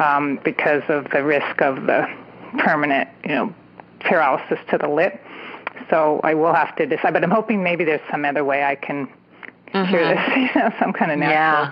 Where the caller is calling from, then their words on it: California, United States; I'm calling from the San Francisco Bay Area